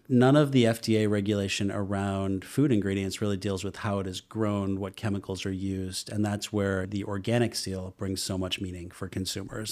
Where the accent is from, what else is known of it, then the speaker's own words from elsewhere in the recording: Boston, Massachusetts, United States; moved away; also born or lived in Hudson Valley / Austin; I Grew up in the Boston area.